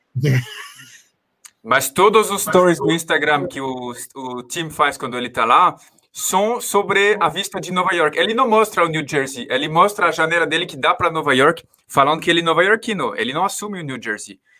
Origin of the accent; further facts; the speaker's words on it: France; Portuguese is a second language; moved away as an adult; also born or lived in Paris / Maringá; now in São Paulo, Brazil; como francês me identifico bastante